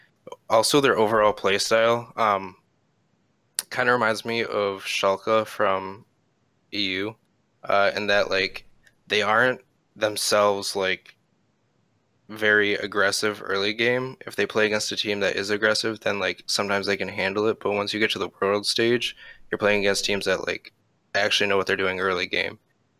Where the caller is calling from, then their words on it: Big Rapids, Michigan, United States; Big Rapids, Michigan.